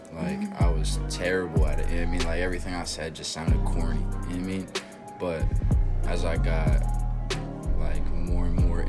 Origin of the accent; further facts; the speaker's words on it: Harrisburg, Pennsylvania, United States; I was born and raised in Harrisburg Hospital.